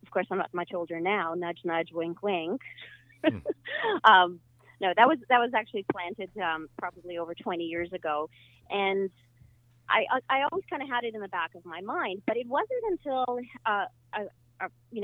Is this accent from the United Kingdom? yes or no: no; Ukraine; now in Canada; I was born in Ukraine